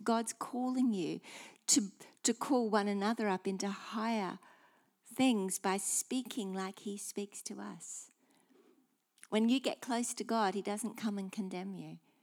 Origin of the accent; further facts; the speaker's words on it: Australia; being Aussie